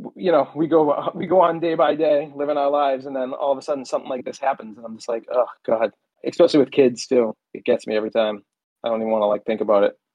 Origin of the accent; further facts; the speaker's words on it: Beverly, Massachusetts, United States; I grew up in Beverly